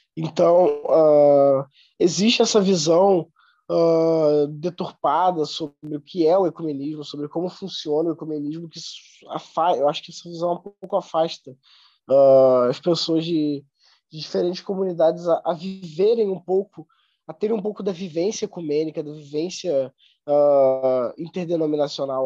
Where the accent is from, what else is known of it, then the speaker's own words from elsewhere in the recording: Nova Friburgo, Rio de Janeiro, Brazil; now in São Leopoldo, Brazil; sou natural de Nova Friburgo, no Rio de Janeiro